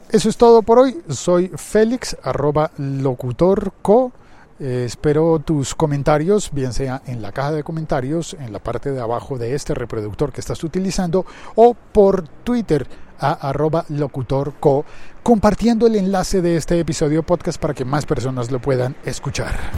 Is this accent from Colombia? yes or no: yes; Colombia; como colombiano